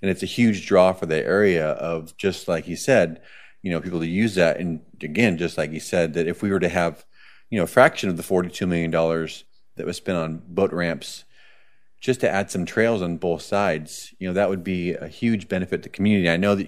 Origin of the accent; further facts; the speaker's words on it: Boise, Idaho, United States; moved away; I'm originally from Boise, which is one of the fastest growing cities.